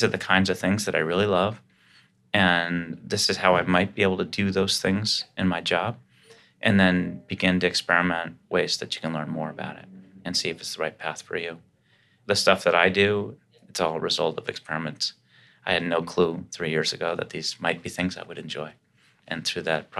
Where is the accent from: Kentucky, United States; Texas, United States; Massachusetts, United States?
Massachusetts, United States; Boston; I grew up in Dorchester, Mass. So anytime I could say wicked, I'm stoked